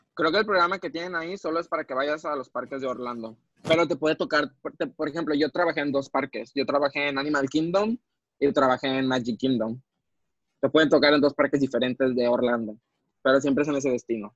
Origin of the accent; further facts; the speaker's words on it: Mexico; como mexicano